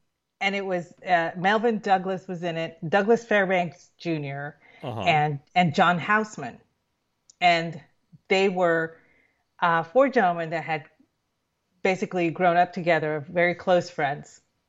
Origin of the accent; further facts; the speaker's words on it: Puerto Rico; growing up in Puerto Rico, the movies that they showed on, you know, the UHF, you know, which was what we would get in the boonies